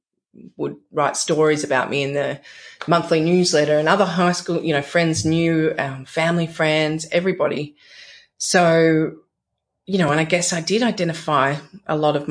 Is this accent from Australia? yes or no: yes; Australia; growing up in Australia, experiencing beaches, some of the best beaches in the world